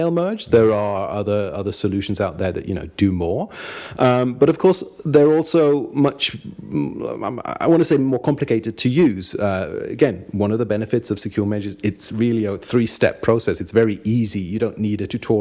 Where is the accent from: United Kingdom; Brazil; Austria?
Austria; also born or lived in Munich, Germany; I'm half British and half German, actually, not Austrian. But I grew up in Austria